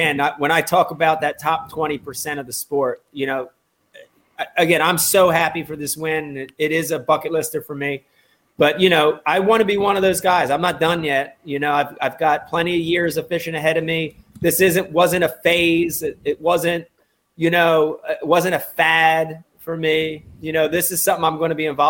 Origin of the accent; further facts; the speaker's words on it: New Jersey, United States; growing up in New Jersey and having the stingy ass title Delaware River as my home fishery